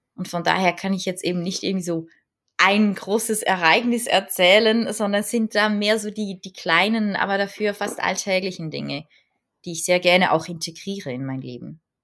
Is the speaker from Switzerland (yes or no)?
yes; Switzerland; bei uns in der Schweiz